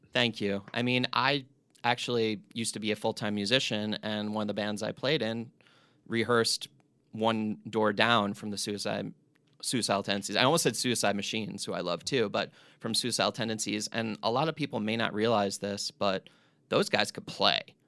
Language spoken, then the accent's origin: English; East Coast, United States; I grew up on the East Coast